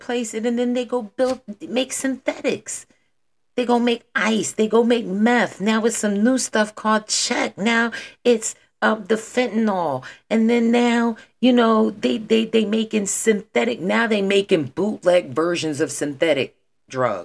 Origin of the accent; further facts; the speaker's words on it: Philadelphia, Pennsylvania, United States; I'm from Philadelphia